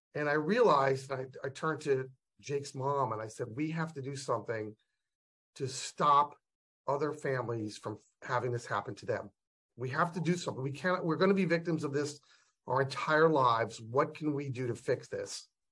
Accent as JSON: {"language": "English", "country": "United States", "said": "We as American parents"}